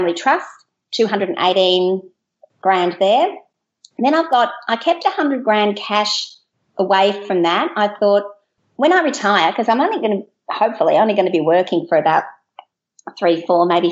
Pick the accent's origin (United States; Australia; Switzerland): Australia; Melbourne, Victoria; I'm from Australia, down at the bottom part in Melbourne